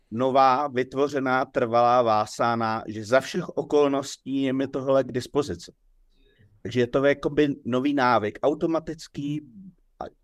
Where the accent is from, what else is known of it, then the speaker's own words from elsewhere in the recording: Roudnice nad Labem, Ústí nad Labem Region, Czechia; born there; narodil jsem se v Roudnici toho a toho roku.